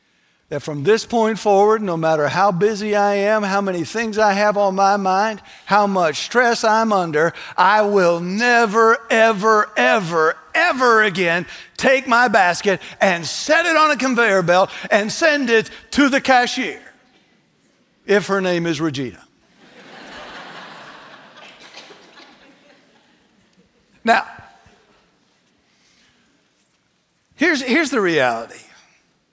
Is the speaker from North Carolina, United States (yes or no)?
yes; North Carolina, United States; I said, North Carolina.